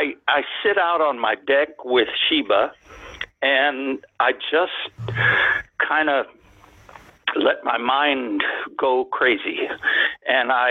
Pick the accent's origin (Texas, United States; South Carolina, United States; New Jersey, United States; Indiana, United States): Texas, United States; near the Rio Grande; I grew up on the Mexican border. I was about a few blocks from the Rio Grande River.